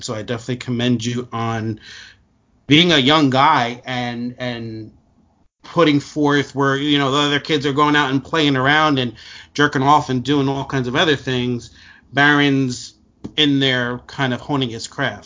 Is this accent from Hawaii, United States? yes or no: no; Newark, New Jersey, United States; I grew up in in in Newark, so it was just the culture that I was surrounded